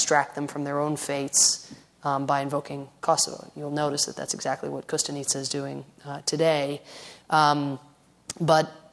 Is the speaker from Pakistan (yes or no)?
no; Ireland; moved away; I come from Ireland originally